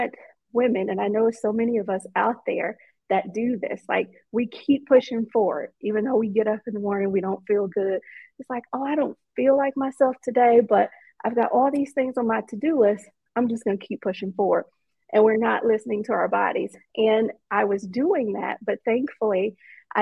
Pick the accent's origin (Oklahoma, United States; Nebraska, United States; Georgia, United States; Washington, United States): Georgia, United States; Atlanta; I'm from Atlanta, born and raised